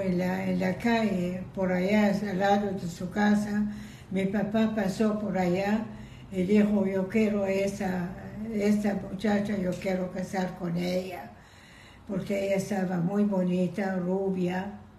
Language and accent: Spanish; Iran; Spanish is a second language; moved away; also born or lived in Israel / Venezuela; Yo nací en Irán